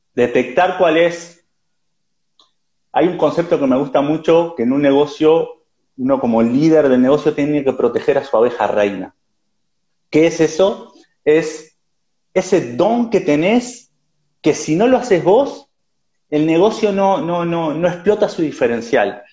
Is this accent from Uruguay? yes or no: yes; Uruguay; now in Barcelona, Spain; ahora vivo en Barcelona, soy uruguayo, he vivido en varios países